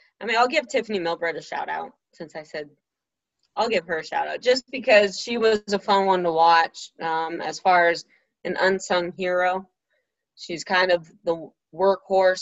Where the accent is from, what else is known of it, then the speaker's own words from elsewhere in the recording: Colorado, United States; growing up in Colorado